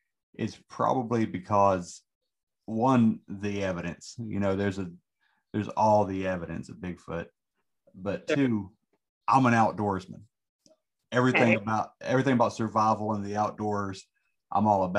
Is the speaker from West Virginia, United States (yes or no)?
yes; Southern West Virginia, United States; I'm from Southern West Virginia